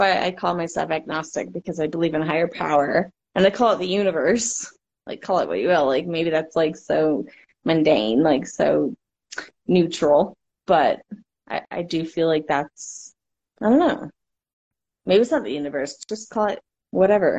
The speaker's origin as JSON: {"language": "English", "region": "Florida", "country": "United States", "tie": "born or raised there", "moved": "yes", "said": "I live in the desert. I grew up in Florida too"}